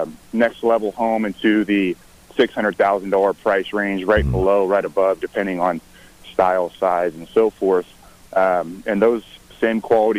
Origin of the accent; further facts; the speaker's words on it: Imperial County, California, United States; moved away as an adult; now in Central Coast, California, United States; originally I'm from the Imperial County, but I made my way up here to Cal Poly